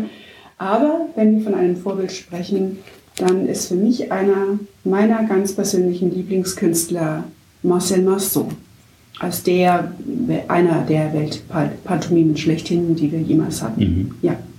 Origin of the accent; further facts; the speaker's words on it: Markgröningen, Baden-Württemberg, Germany; also born or lived in Bietigheim-Bissingen; now in Pforzheim, Germany; Aufgewachsen bin ich in Markgröningen als Kind des Schäferlaufes.